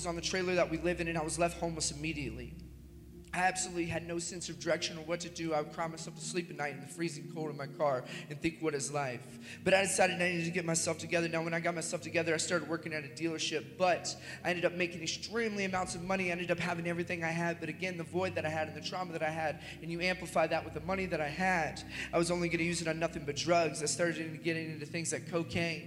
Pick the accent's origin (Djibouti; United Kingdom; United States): United States; Lexington, Kentucky; I was born in Lexington, Kentucky.